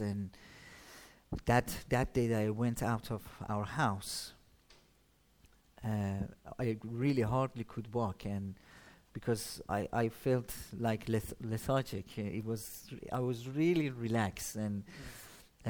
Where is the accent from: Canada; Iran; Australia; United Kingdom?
Iran; Shiraz, Fars; moved away; I'm from Iran, as you said, a city called uh, Shiraz